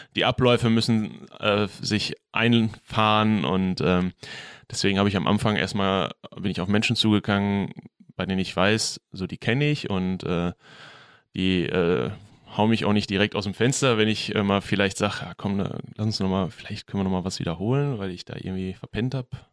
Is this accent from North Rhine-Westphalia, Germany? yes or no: yes; Bochum, North Rhine-Westphalia, Germany; ich bin in Quernburg groß geworden